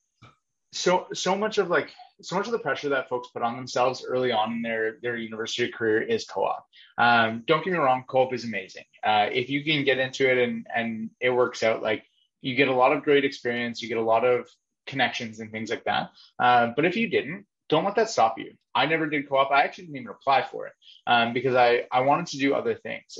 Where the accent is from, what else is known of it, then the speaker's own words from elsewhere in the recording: Kitchener-Waterloo, Ontario, Canada; I grew up in the Kitchener-Waterloo area, went to Laurier, did my BBA there